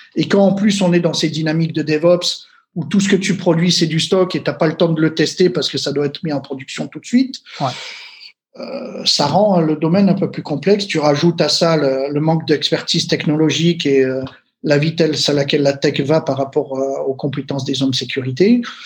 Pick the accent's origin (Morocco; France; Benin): France; Marseille, Provence-Alpes-Côte d'Azur; je viens de Marseille